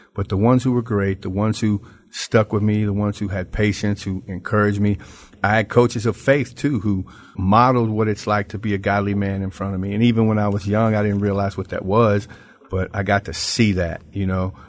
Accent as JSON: {"language": "English", "town": "Memphis", "region": "Tennessee", "country": "United States", "moved": "as an adult", "lives_now": "Branson, United States", "said": "I am from Memphis, Tennessee, but today I'm in Branson, Missouri"}